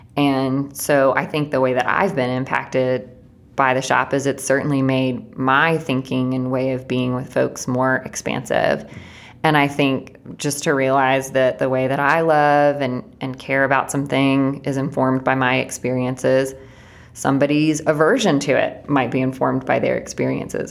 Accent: Chattanooga, Tennessee, United States; Blaze, Emily, and I all grew up in Chattanooga

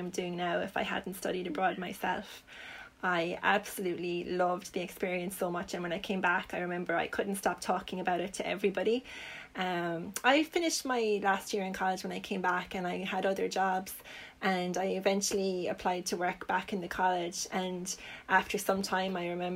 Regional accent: Limerick, Munster, Ireland; I'm from Limerick myself.

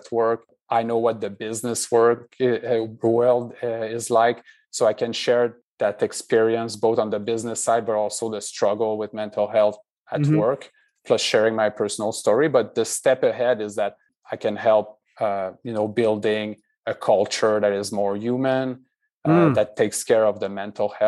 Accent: Quebec City, Quebec, Canada; moved away as an adult; also born or lived in Montreal / Boston; now in Redwood City, United States; born and raised in Quebec

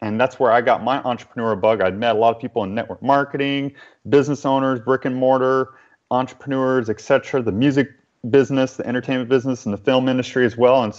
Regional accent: New Orleans, Louisiana, United States; where I'm originally from New Orleans, Louisiana. Mm-hmm. And even though I don't have the Southern accent right now, it's because I've lived in so many other places after that time.

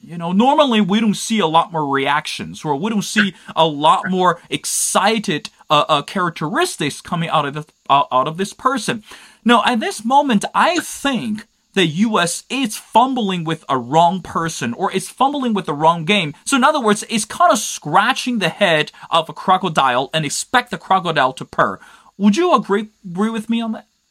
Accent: China; that will be my home country, China

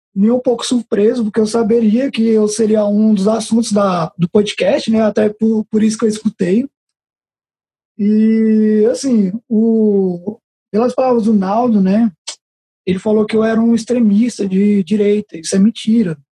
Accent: Taguatinga, Federal District, Brazil; Eu cresci na Chaparral. Eu vivi 20 anos da minha vida na Chaparral, cresci andando descalço na Chaparral

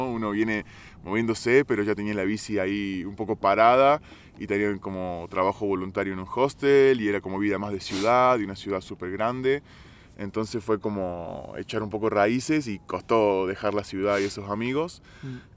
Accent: Argentina; moved away as an adult; also born or lived in Italy; now in Georgia; soy argentino.

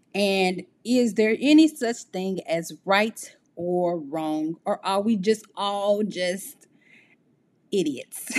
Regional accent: Midwest of the United States, United States; I am from the Midwest of the United States.

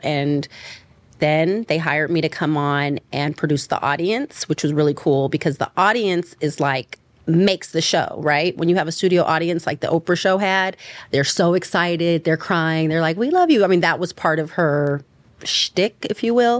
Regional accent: Richmond, California, United States; now in Los Angeles, United States; I'm from the East Bay. I'm from a city called Richmond

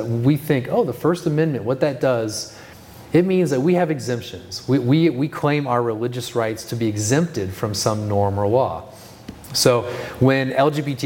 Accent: California, United States; moved away; I grew up in California

